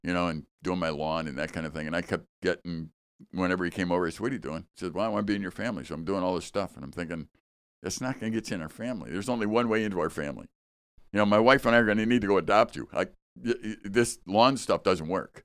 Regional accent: Chicago, Illinois, United States; now in Wisconsin, United States; I grew up in Chicago

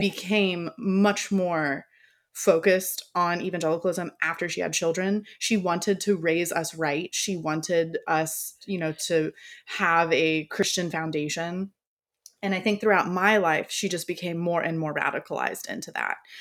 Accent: Florida, United States; I am from Florida

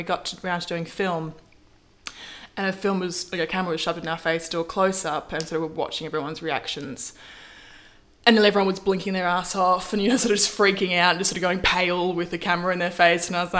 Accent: Melbourne, Victoria, Australia; Melbourne. I'm a Melbourne gal. So I grew up north side, sort of Carlton, Fitzroy. And went to University High School.

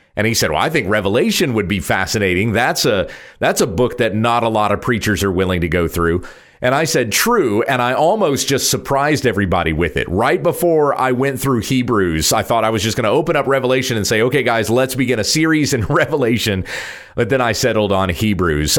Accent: Midwest, United States; also born or lived in the Bible Belt; now in Texas, United States; I was born in the Bible Belt. I grew up in the heartland. I live in Texas.

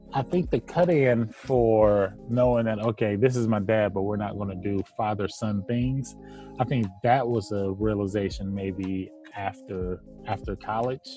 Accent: Cleveland, Ohio, United States; I'm from Cleveland

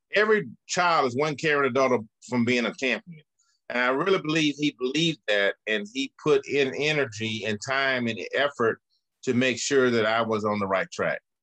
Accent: Birmingham, Alabama, United States; I grew up in the Birmingham housing projects.

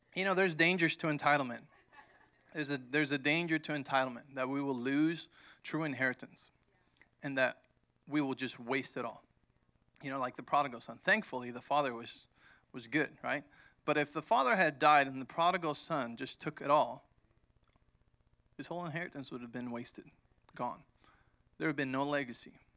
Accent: Mexico; moved away; growing up in Mexico, when my dad started the church

